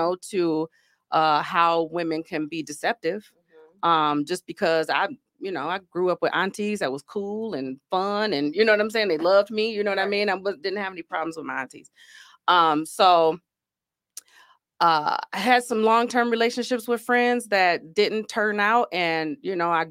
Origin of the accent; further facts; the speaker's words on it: Grand Rapids, Michigan, United States; also born or lived in Georgia; I am from Grand Rapids, Michigan, born and raised. Only other place I lived in was Georgia